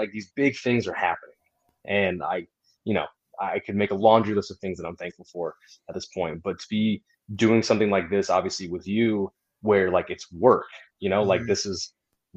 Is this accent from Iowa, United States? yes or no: yes; Iowa, United States; also born or lived in Savannah, Georgia; I was in Savannah, Georgia, moved back to my home state of Iowa.